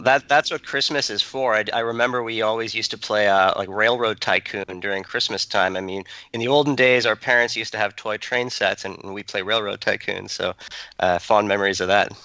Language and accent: English; Canada; moved away as an adult; also born or lived in Toronto; now in Silicon Valley, United States; we grew up in Canada